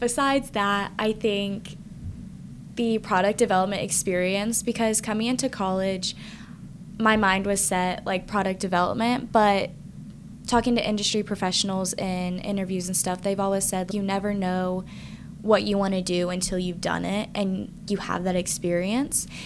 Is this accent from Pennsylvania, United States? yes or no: no; Ohio, United States; moved away as an adult; now in West Lafayette, United States; I'm from Ohio, but I definitely came to Purdue because of the great food science program.